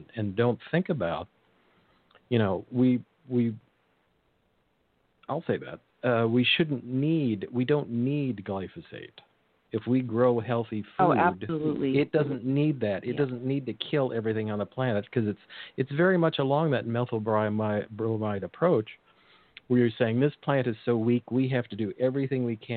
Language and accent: English; near the Salinas Valley, California, United States; as a kid, I grew up near the Salinas Valley.